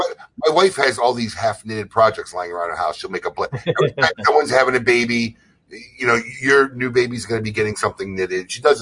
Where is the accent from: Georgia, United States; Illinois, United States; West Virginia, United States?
Illinois, United States; Chicago; now in Florida, United States; growing up in Chicago